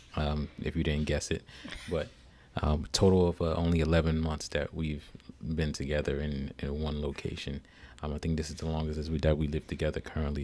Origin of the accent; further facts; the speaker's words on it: Newark, New Jersey, United States; also born or lived in New York City; now in Washington D.C. metro area, United States; I grew up in uh, Newark, New Jersey. Um, born and raised there.